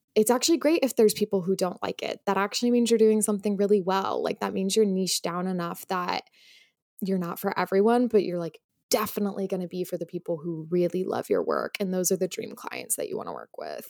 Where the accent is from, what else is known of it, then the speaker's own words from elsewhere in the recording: Utah, United States; moved away as an adult; also born or lived in Los Angeles; now in New York, United States; I am from Utah originally.